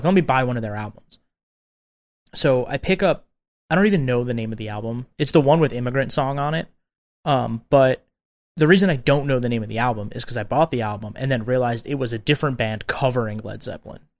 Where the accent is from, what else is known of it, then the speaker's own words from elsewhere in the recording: Long Island, New York, United States; I grew up on Long Island, Long Island, New York